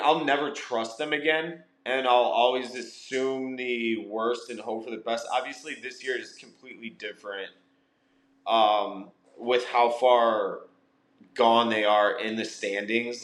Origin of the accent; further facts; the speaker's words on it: West Suburbs of Chicago, Illinois, United States; I was from the West Burbs